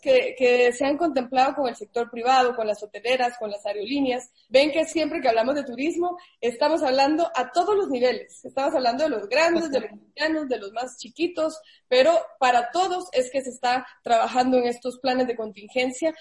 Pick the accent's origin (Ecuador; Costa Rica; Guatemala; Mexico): Guatemala; yo soy guatemalteca